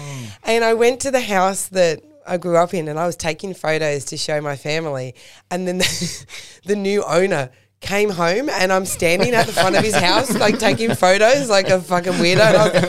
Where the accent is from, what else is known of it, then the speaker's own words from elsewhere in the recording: Penshurst, New South Wales, Australia; I grew up in Penshurst, and my parents originally were Eastern Suburbs people. They're Double Bay and Bondi. And then they moved down to Penshurst for a good suburban life to bring the kids up in.